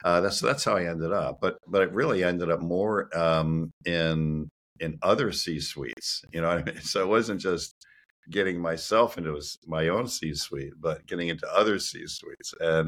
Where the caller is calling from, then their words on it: Reisterstown, Maryland, United States; I'm calling in from Reisterstown, a town in Maryland, and that's where I am right now.